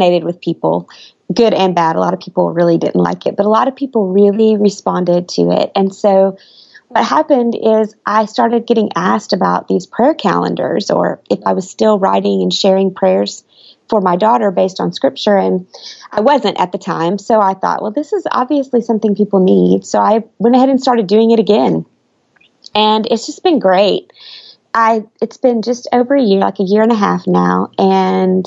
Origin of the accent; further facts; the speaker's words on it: Midwest, United States; also born or lived in Oklahoma / Missouri; now in Alabama, United States; I grew up in the Midwest in Oklahoma and Missouri.